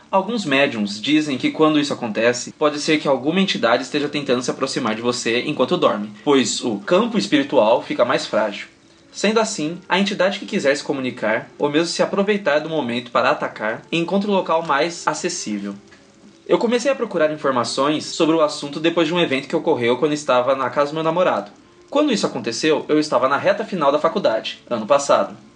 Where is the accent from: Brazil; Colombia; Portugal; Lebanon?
Brazil; Jundiaí, São Paulo; tenho 23 anos, sou de Jundiaí, São Paulo.